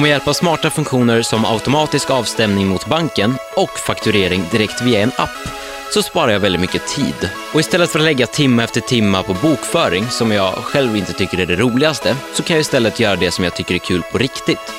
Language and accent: Swedish; Vittsjö, Skåne, Sweden; moved away; En liten by i Skåne som heter Vittsjö.